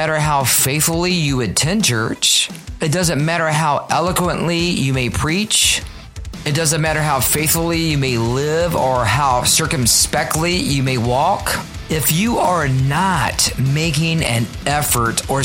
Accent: Richmond, Virginia, United States; my hometown of Richmond, Virginia. RVA is what we call my hometown.

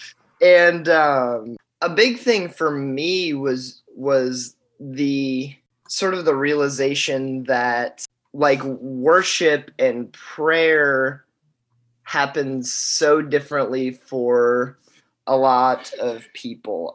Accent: Boonville, Indiana, United States; moved away as an adult; also born or lived in Murray, Kentucky; I'm from Indiana, Boonville, Indiana.

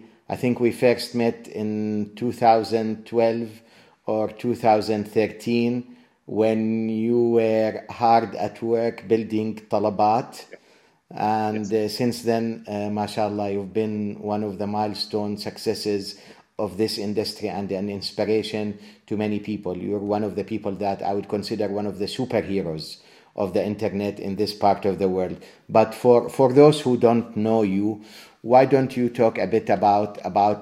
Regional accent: Jordan; my home country of Jordan

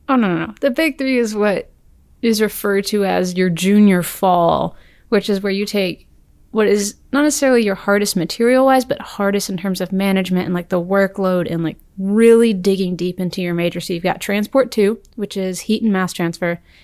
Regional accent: Birmingham, Alabama, United States; I'm from Birmingham, Alabama.

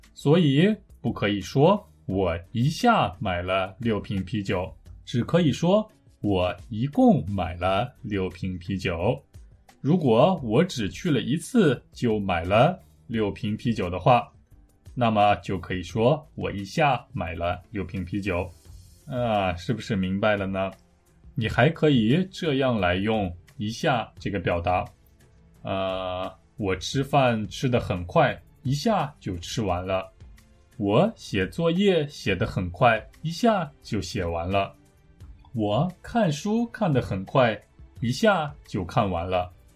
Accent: Taiyuan, Shanxi, China; moved away; also born or lived in South Korea; 有听众在我的故乡吗？

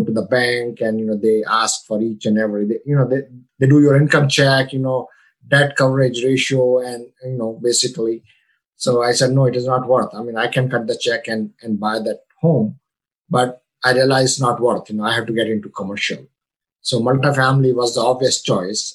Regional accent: India; moved away as an adult; now in United States; I come from India. You know, I came here in 98 with only $115 in my pocket.

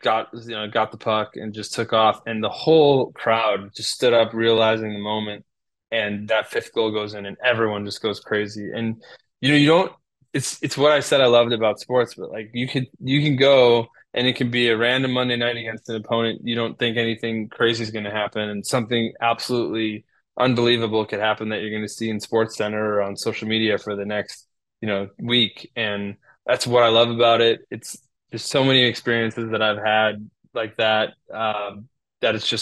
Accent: Chicago, Illinois, United States; now in Portland, United States; I grew up in Chicago

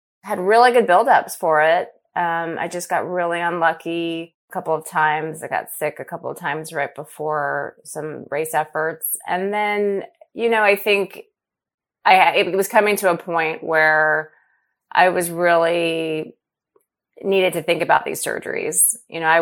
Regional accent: Los Angeles, California, United States; LA was my hometown, and it's where I started running

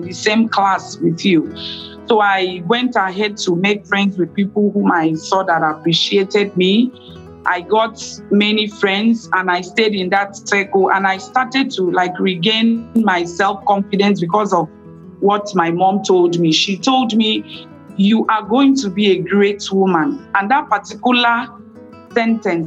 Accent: Nigeria; I am from Nigeria

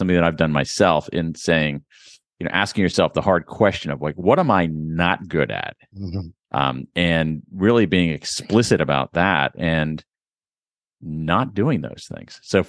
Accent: Ohio, United States; I grew up in Central Ohio, which has a very, very good library system, particularly when I was growing up.

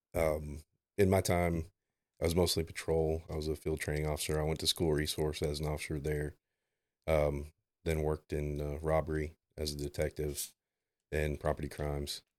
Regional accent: Arlington, Texas, United States; also born or lived in Toledo, Ohio / Joshua, Texas; we moved down here. I grew up in Joshua and Arlington most, actually, I grew up I went to Martin

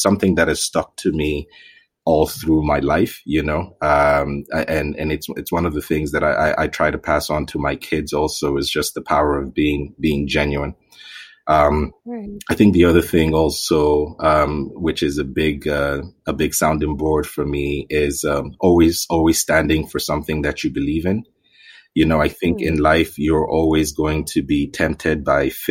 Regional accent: Zaria, Kaduna State, Nigeria; also born or lived in Ithaca, New York, United States; We all grew up in Zaria.

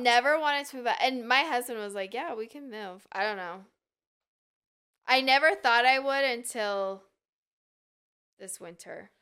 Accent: Draper, Utah, United States; also born or lived in Sandy, Utah; I grew up in Utah, so it's all I knew

